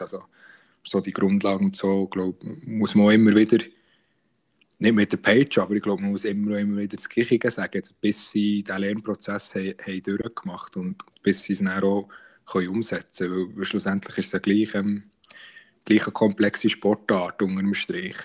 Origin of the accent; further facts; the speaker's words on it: Bern, Switzerland; uns Berner